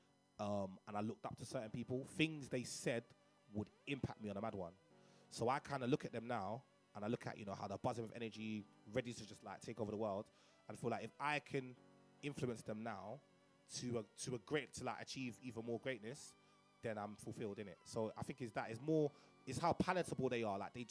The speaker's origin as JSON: {"language": "English", "region": "London", "country": "United Kingdom", "tie": "born or raised there", "said": "I grew up in Cricklewood. I grew up in Northwest London"}